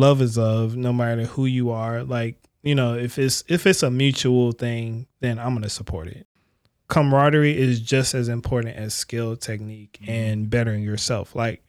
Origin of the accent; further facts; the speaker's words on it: Maryland, United States; I'm from Maryland.